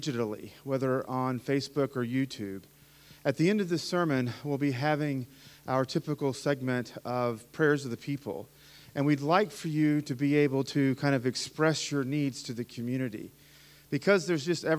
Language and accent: English; Appalachia, United States; I grew up in the mountains, right? I'm an Appalachian American. I went to an Appalachian Pentecostal church